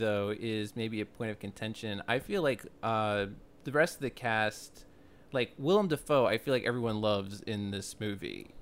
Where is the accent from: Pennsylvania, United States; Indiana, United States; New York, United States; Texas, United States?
New York, United States; New York City; as a New Yorker